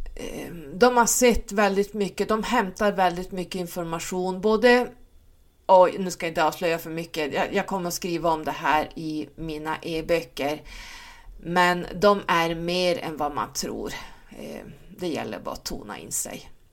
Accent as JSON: {"language": "Swedish", "town": "Stockholm", "region": "Stockholm County", "country": "Sweden", "tie": "born or raised there", "moved": "yes", "lives_now": "Norrland, Sweden", "said": "Jag är född i Stockholm och uppvuxen där. Ehm, flyttade upp hit när mina föräldrar skilde sig eftersom mamma var norrlänning."}